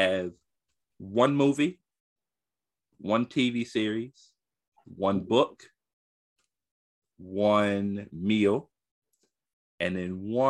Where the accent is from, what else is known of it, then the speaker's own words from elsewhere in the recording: the South, United States; I'm a Southerner.